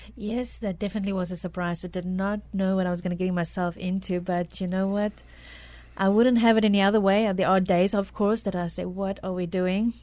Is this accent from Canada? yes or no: no; South Africa; moved away as an adult; now in San Antonio, United States; I was born in South Africa